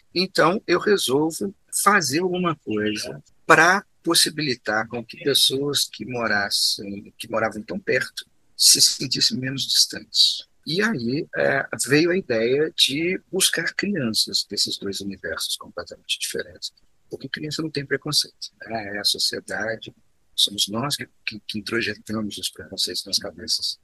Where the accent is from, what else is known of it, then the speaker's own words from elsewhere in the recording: Juiz de Fora, Minas Gerais, Brazil; moved away as an adult; now in Belo Horizonte, Brazil; Eu sou mineiro de Juiz de Fora, que é uma cidade mineira, mas mais próxima do Rio de Janeiro do que de Belo Horizonte.